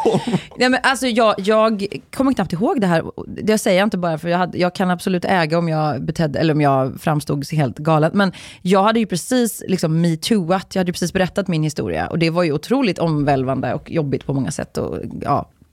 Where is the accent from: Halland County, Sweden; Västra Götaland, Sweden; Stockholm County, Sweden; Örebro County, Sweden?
Västra Götaland, Sweden; Uddevalla; jag är ju från, jag är uppvuxen i Uddevalla